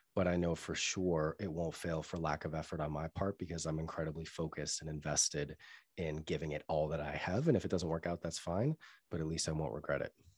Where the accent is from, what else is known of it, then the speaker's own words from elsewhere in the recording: Newton, Massachusetts, United States; moved away; also born or lived in London; I grew up in Newton, which is a town outside of Boston, a suburb of Boston